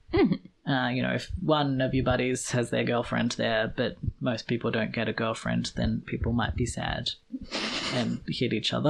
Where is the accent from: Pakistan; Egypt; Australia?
Australia; I'm Australian.